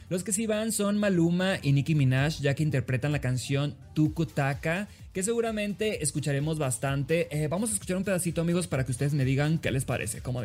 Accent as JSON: {"language": "Spanish", "region": "Sinaloa", "country": "Mexico", "said": "soy de Sinaloa"}